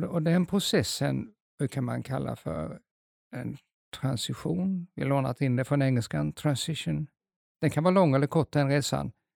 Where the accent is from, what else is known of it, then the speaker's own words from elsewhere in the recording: Småland, Sweden; moved away; jag är egentligen jag är smålänning